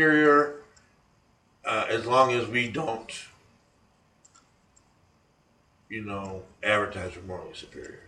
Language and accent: English; United States; I'm an American.